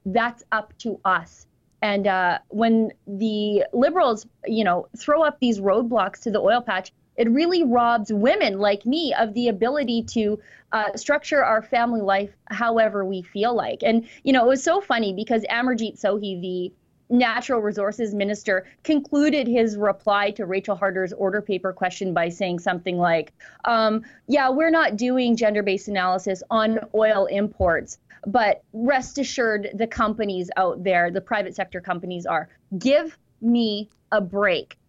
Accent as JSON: {"language": "English", "region": "Alberta", "country": "Canada", "said": "us Albertans"}